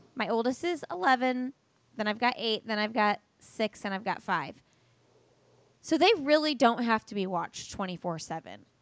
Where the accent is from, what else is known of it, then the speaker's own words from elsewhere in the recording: Indiana, United States; moved away as an adult; now in North Carolina, United States; We've moved from Indiana, and no sh, no hate on Indiana. I love Indiana. I'm from Indiana.